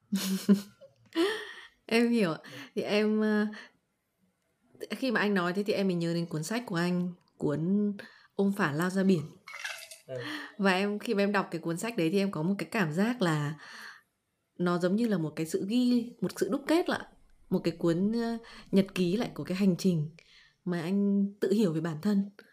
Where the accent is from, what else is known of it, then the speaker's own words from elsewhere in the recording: Vietnam; mình là người Việt Nam